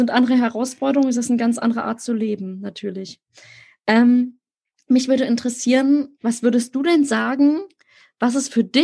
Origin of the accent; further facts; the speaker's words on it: Berlin, Germany; ich bin in Berlin selber groß geworden. Jetzt wächst mein Kind ja auch in der Innenstadt auf.